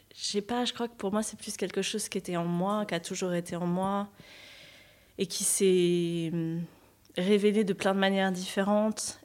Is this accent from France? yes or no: yes; Normandy, France; moved away as an adult; also born or lived in Paris; moi je suis normande, hein, donc j'habitais en Normandie et j'ai voulu quitter la Normandie